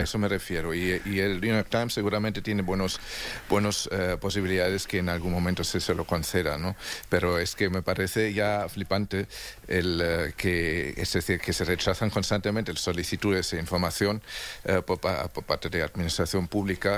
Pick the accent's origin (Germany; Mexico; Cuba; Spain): Germany; moved away